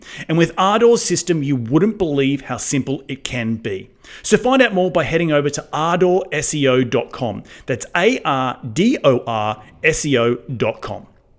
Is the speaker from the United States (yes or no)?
no; Australia; accent: Australian; now in United Kingdom; remember moving to England many, many years ago, and people couldn't understand what I was saying because of my thick Australian accent.